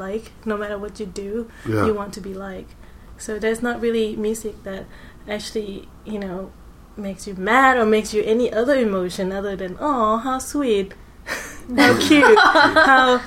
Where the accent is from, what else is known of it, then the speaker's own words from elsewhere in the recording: Thailand; moved away; I grew up in Thailand